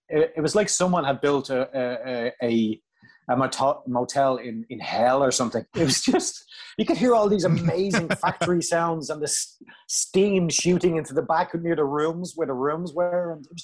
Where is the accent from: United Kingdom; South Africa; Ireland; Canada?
Ireland; coming from Ireland